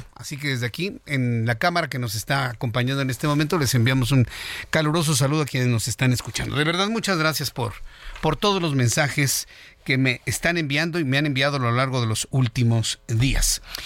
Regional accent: Mexico; como sociedad mexicana

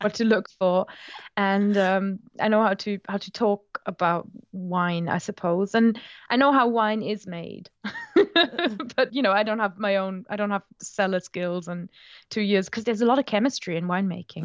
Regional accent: Rhineland-Palatinate, Germany; English is a second language; moved away; I'm from the Moselle Valley in Germany

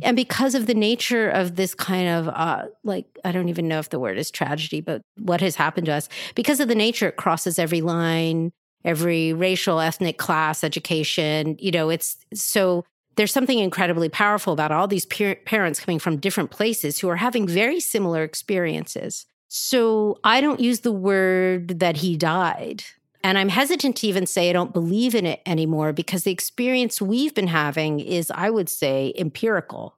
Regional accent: Philadelphia, Pennsylvania, United States; I'm from South Philly.

